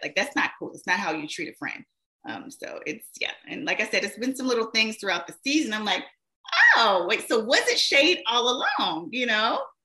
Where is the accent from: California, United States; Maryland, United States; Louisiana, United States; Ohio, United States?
Louisiana, United States; Shreveport; I was actually a radio personality in my hometown, of um, Shreveport, Louisiana.